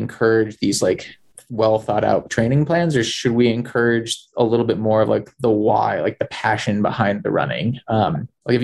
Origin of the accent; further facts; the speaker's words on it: California, United States; moved away; also born or lived in Wasatch / Colorado; I grew up in Tahoe.